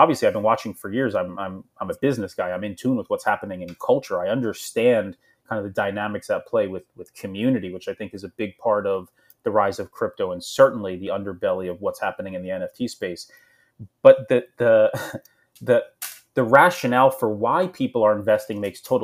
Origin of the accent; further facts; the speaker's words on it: New Jersey, United States; I grew up in Jersey